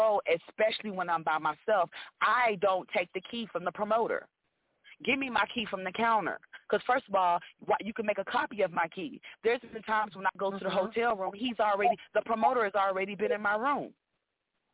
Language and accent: English; Houston, Texas, United States; moved away; also born or lived in Atlanta / Los Angeles; I'm from Houston, but by way of Atlanta.